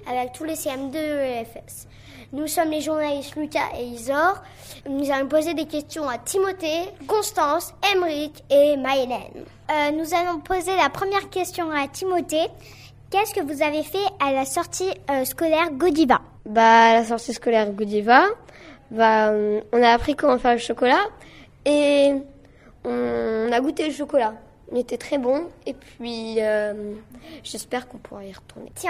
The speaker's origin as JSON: {"language": "French", "country": "China", "said": "Bah, on est chinois, mais on parle français."}